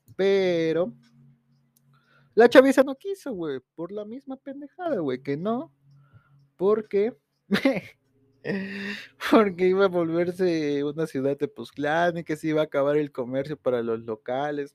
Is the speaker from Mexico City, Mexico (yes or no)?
no; Tepoztlán, Morelos, Mexico; mi pueblo y lo quiero, aquí nací, aquí me crié